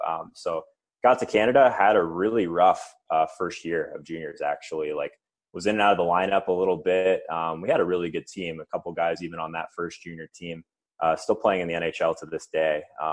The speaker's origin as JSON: {"language": "English", "region": "Arizona", "country": "United States", "tie": "born or raised there", "said": "So starting in Arizona, definitely kind of a non-typical hockey market."}